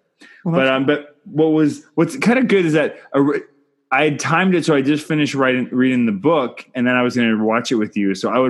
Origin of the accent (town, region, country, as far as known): Canada